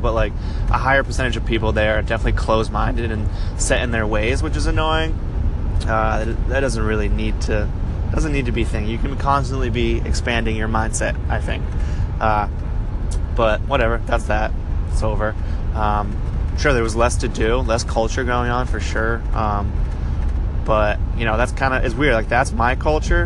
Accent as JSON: {"language": "English", "town": "Belgrade", "region": "Maine", "country": "United States", "tie": "born or raised there", "moved": "as an adult", "said": "growing up in Maine, I grew up like in a town called Belgrade. It was uh, in between Waterville and Augusta, which is like central Maine"}